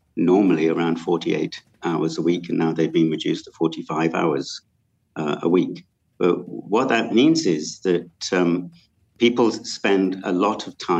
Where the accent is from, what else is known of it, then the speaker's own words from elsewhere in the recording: United Kingdom; moved away as an adult; now in Malaysia; I come from the United Kingdom